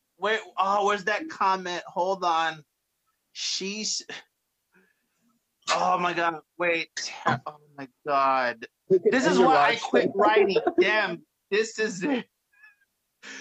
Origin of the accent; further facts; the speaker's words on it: New York, United States; now in New Jersey, United States; I'm originally from New York, but I live in Jersey now